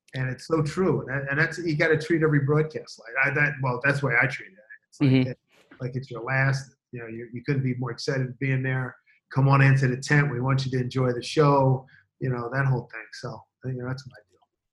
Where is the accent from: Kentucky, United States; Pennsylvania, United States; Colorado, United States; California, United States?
Pennsylvania, United States; Philadelphia; moved away; I'm from Philly originally